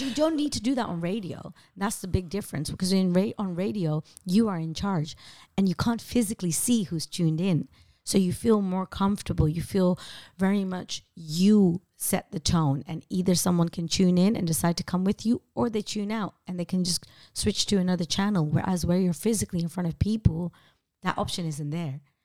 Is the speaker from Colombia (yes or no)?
no; Amsterdam, North Holland, Netherlands; moved away as an adult; now in London, United Kingdom; growing up in Amsterdam